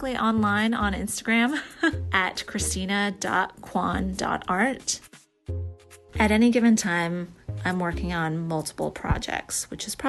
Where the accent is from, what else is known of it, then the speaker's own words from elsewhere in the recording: Florida, United States; moved away as an adult; now in Atlanta, United States; my home state, Florida